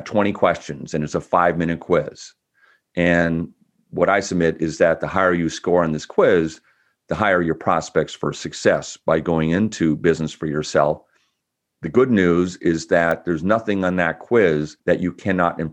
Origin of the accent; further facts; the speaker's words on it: Bellevue, Washington, United States; also born or lived in Olympia; now in West Seattle, United States; when I was like 9 years old, we were living in Bellevue